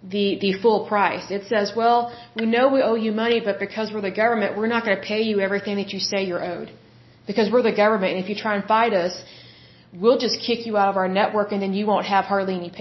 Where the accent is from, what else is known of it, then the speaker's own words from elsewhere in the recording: United States; we live in the United States